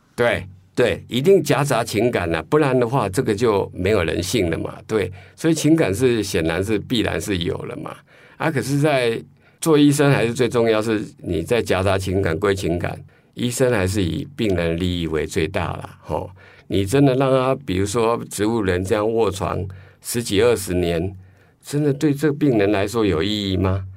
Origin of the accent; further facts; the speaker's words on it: Taiwan; 我们台湾人